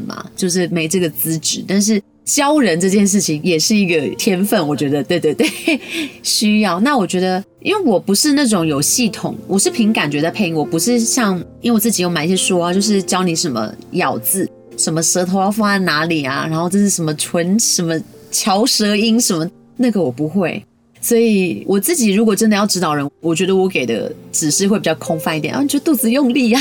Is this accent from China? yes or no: no; Taiwan; 我们台湾这边有很多很棒的创作者